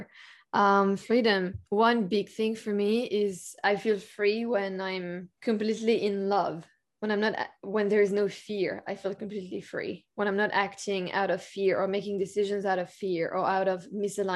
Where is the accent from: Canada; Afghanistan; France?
France; I was born in France